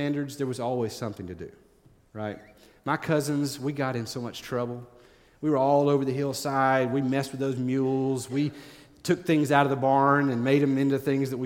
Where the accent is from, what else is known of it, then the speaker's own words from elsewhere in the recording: East Tennessee, United States; When I was growing up in East Tennessee